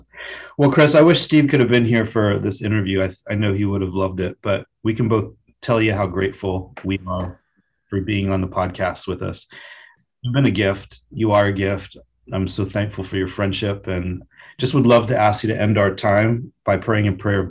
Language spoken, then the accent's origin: English; Kenya; A story when I was growing up in Kenya, actually experienced it.